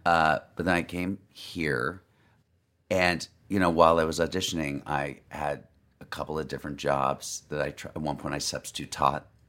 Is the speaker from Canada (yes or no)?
no; Los Angeles, California, United States; moved away as an adult; Los Angeles, but I moved away for 10 years